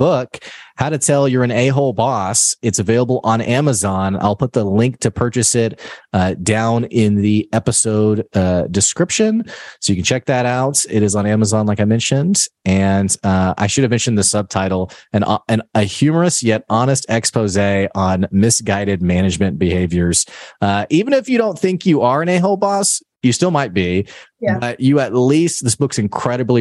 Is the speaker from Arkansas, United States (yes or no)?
yes; Arkansas, United States; I'm from Arkansas. I live in Arkansas.